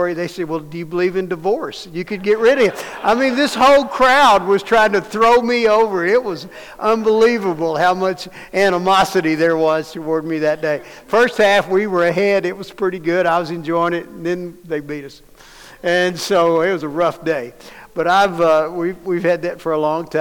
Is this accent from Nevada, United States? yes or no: no; Dallas, Texas, United States; I grew up in Dallas